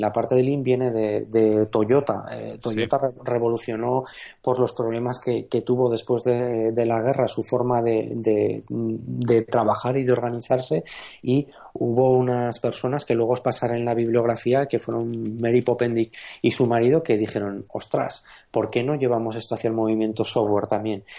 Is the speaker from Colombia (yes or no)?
no; Aragon, Spain; moved away; soy maño.